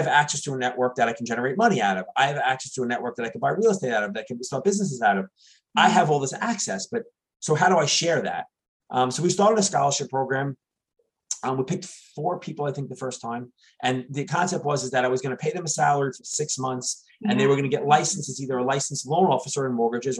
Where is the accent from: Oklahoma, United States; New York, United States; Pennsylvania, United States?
New York, United States; New York City; now in New Jersey, United States; I grew up in New York City.